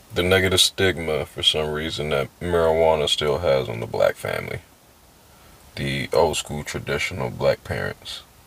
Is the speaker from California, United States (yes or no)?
yes; San Diego, California, United States; I'm from San Diego. Doesn't fucking matter where. Um, it was cool living up, uh, living down there, but um, like I miss home